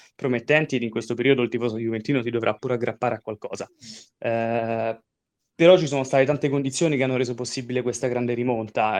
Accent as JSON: {"language": "Italian", "town": "Rome", "region": "Lazio", "country": "Italy", "said": "sono, sono romano"}